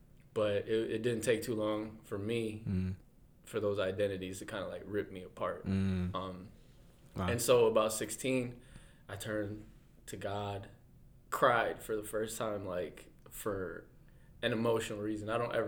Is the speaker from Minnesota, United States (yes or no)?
yes; Minnesota, United States; also born or lived in Ethiopia; So I'm from Minnesota. When I was born in Ethiopia, came here when I was 5.